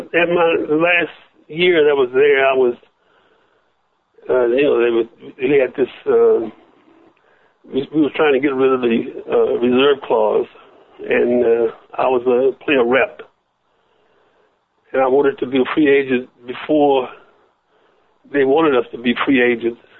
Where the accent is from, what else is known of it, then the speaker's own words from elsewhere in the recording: Michigan, United States; also born or lived in Southern United States; now in Los Angeles, United States; I was born in the South, and my mother moved me to the North, to Michigan